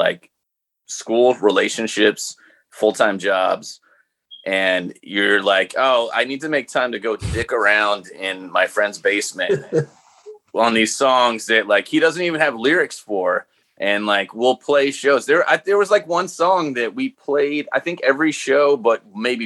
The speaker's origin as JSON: {"language": "English", "region": "Rhode Island", "country": "United States", "tie": "born or raised there", "also_born_or_lived": "San Diego", "moved": "as an adult", "lives_now": "Massachusetts, United States", "said": "my home state"}